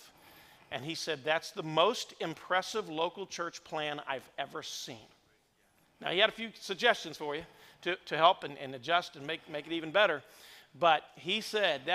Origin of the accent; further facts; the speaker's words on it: Indiana, United States; moved away as an adult; also born or lived in Madison, Indiana / New Albany, Indiana; I was born and raised in the state of Indiana. I've been gone now for 33 years